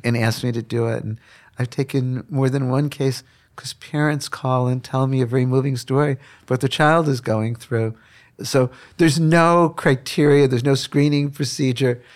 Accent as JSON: {"language": "English", "town": "Chicago", "region": "Illinois", "country": "United States", "tie": "born or raised there", "said": "I grew up in Chicago on the South Side"}